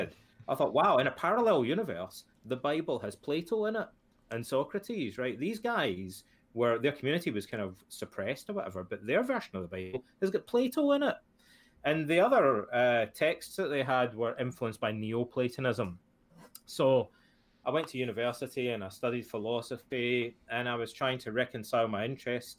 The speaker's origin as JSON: {"language": "English", "town": "Ayr", "region": "Scotland", "country": "United Kingdom", "tie": "born or raised there", "said": "When I was a kid and I grew up in Scotland, my father passed away when I was about 13 or 14 years old. And my hometown, Ayr"}